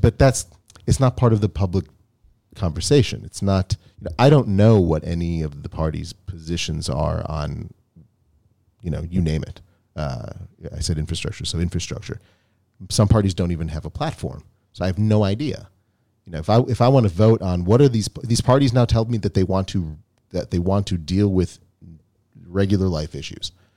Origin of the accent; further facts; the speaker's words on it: United States; now in Israel; we come from the United States